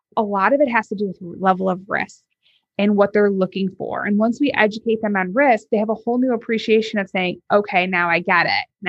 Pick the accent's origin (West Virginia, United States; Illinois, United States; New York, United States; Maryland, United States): Illinois, United States; North Shore of Chicago; I grew up on the North Shore of Chicago, very affluent suburbs